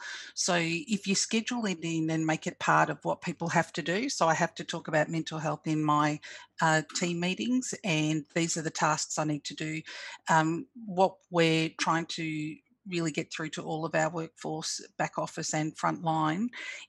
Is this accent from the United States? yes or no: no; Australia; I'm Fijian Australian, and so I had a lot of people that were impacted who were culturally and linguistically diverse